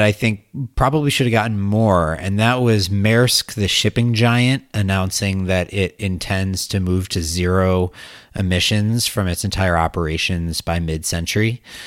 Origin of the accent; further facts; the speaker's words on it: Wisconsin, United States; moved away; I'm from Wisconsin, and I went back to Wisconsin for, for Thanksgiving